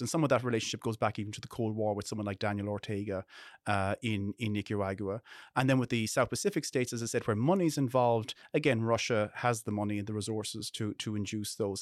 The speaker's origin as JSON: {"language": "English", "country": "Ireland", "said": "I'm an Irish person."}